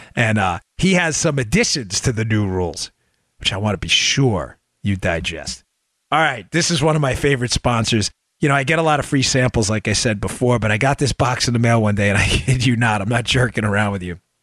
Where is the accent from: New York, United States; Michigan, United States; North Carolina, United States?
New York, United States; New York City; I grew up in Queens, New York